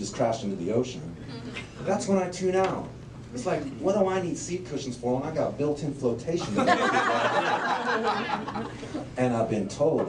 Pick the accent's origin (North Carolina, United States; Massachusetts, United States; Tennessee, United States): Tennessee, United States; Memphis; I am from Memphis, Tennessee. That's all I'll admit to.